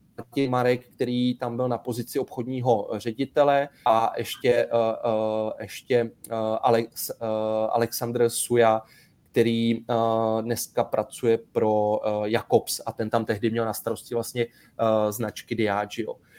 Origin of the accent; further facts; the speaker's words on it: Sedlčany, Central Bohemian Region, Czechia; pocházím ze Sedlčan